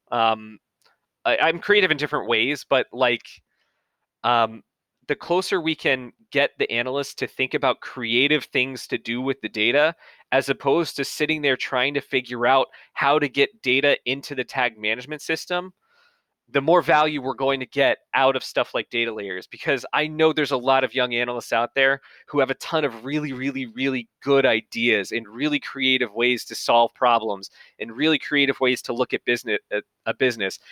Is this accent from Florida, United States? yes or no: no; Atlanta, Georgia, United States; I'm from Atlanta, I'm from the Southeast